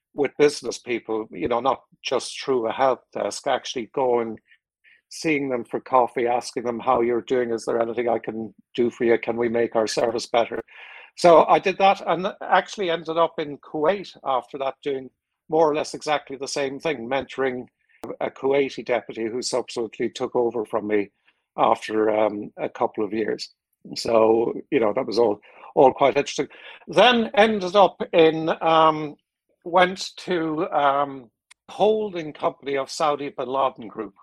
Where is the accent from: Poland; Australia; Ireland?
Ireland; moved away as an adult; also born or lived in United States / Singapore / Philippines; I'm Irish.